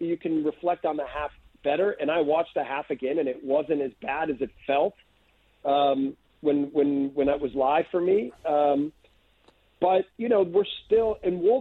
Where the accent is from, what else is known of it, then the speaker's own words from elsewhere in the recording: United States; moved away as an adult; I'm from the U.S.